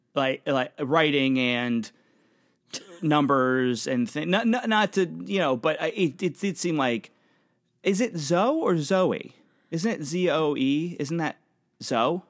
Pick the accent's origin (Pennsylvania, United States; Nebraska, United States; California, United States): Pennsylvania, United States; now in New York City, United States; I'm from Pennsylvania. That's, that's where I come from. My family's there.